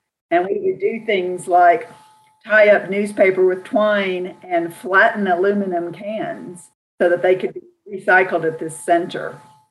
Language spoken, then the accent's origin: English; Austin, Texas, United States; I'm actually currently in the city where I grew up. I grew up in Austin, Texas, one of six children, lived here, you know, all through my growing up years. And it was a wonderful, really a magical time to live in Austin. I'm old. So this was in the 1960s and 70s.